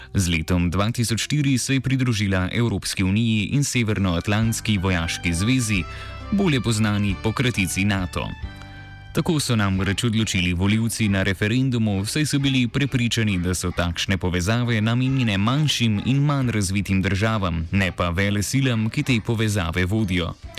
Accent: Slovenia; smo Slovenci

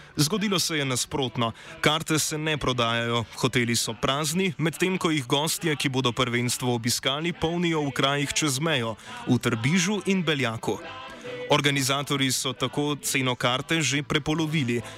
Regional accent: Slovenia

